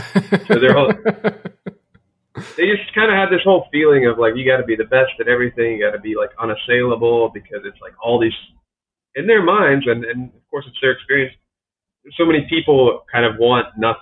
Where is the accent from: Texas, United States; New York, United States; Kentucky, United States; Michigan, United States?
Michigan, United States; Detroit; born there; Yeah, I was the only one born here. I was born in Detroit.